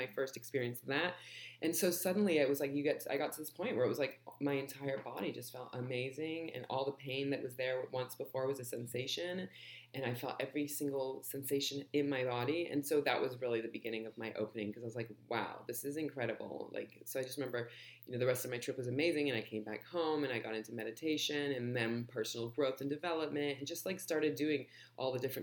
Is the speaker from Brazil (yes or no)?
no; Los Angeles, California, United States; also born or lived in London; moved to LA when I was just a baby